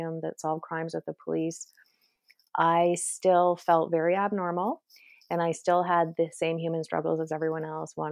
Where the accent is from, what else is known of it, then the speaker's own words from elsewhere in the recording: Canada; also born or lived in Toronto; I'm Canadian